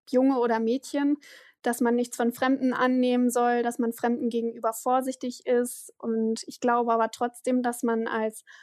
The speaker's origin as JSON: {"language": "German", "area": "East Frisia", "region": "Lower Saxony", "country": "Germany", "moved": "yes", "said": "ich bin Ostfriesin."}